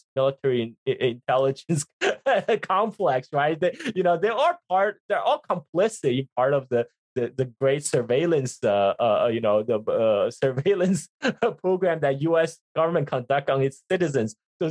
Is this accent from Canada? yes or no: no; China; now in United States; when I was growing up in China, when I was a child in 1980s China